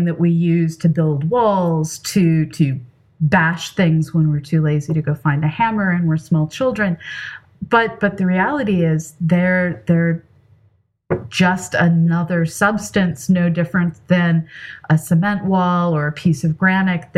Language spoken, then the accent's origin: English; California, United States; moved away; I grew up in California.